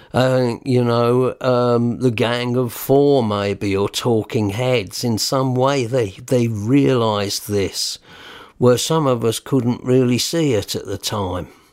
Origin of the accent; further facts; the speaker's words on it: Newhaven, South East England, United Kingdom; accent: New Haven boy; also born or lived in Peacehaven; I was born in New Haven, and my mum said, "I wish you wouldn't talk like a New Haven boy."